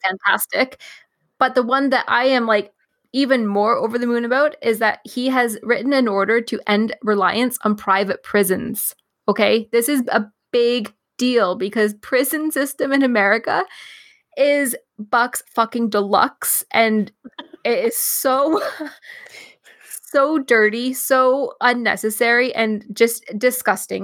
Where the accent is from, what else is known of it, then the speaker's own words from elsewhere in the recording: Canada; as a Canadian